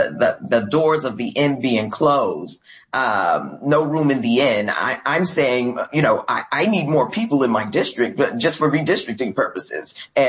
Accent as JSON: {"language": "English", "town": "New York City", "region": "New York", "country": "United States", "said": "I'm from Brooklyn, New York. We have a diaspora that can absorb a significant number of these migrants."}